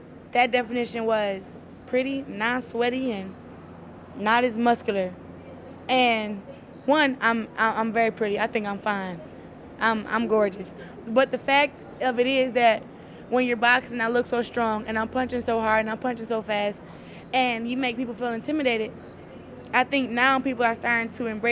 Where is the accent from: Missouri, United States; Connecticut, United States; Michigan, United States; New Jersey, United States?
Michigan, United States; Flint; moved away as an adult; now in Florida, United States; I still love my hometown, and I'm still going to be involved in my hometown. But I just can't live there